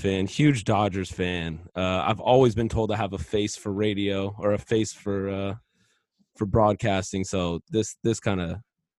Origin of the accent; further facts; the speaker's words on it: Los Angeles, California, United States; born and raised in Reseda, California, in the Los Angeles Valley, the San Fernando Valley, the only valley that there actually is.